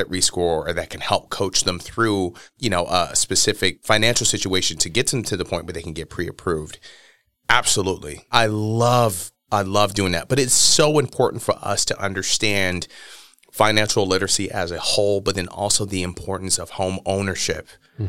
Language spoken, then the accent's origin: English; Milwaukee, Wisconsin, United States; But I'm just going to say it flat out, especially growing up in Milwaukee.